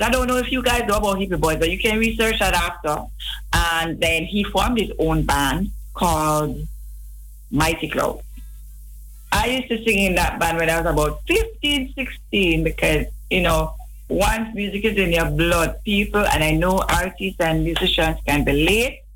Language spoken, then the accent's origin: English; Kingston, Jamaica; I grew up in Rollington Town, Vineyard Town, in Kingston.